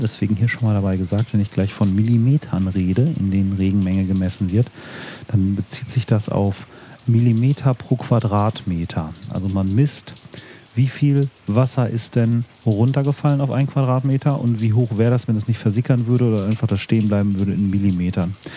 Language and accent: German; Warstein, North Rhine-Westphalia, Germany; now in Paderborn, Germany; Ich komme aus Warstein, vom Nordrand des Sauerlandes